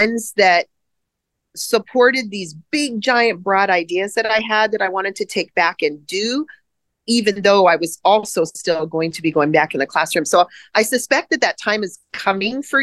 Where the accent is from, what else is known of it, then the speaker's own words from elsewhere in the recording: Hawaii, United States; I grew up in Hawaii